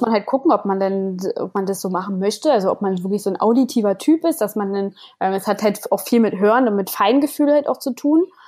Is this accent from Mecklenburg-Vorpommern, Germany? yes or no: no; Berlin, Germany; moved away; ich komme ursprünglich komme ich aus Berlin